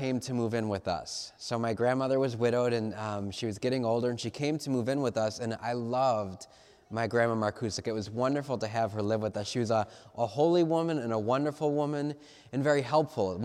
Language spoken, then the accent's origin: English; Cleveland, Ohio, United States; I'm from Cleveland